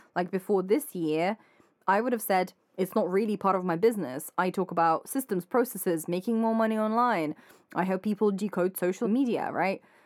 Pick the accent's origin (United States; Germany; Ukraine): Ukraine; moved away; I'm Ukrainian